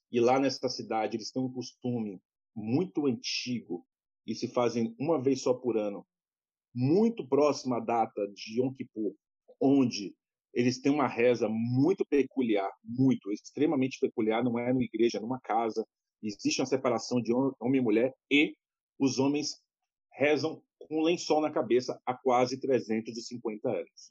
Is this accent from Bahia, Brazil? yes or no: yes; Salvador, Bahia, Brazil; moved away as an adult; now in São Paulo, Brazil; Eu, eu sou de Salvador, mas moro em São Paulo já há mais de quase 10 anos. Mas sou natural vou, de Salvador